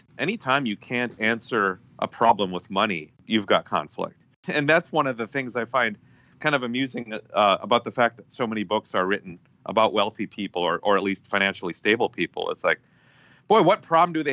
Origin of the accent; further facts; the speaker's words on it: Minnesota, United States; Being a Minnesotan